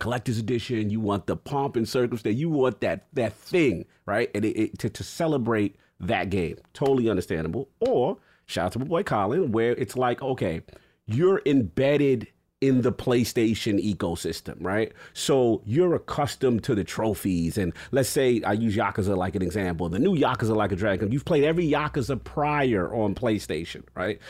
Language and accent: English; New York City, New York, United States; I'm from New York City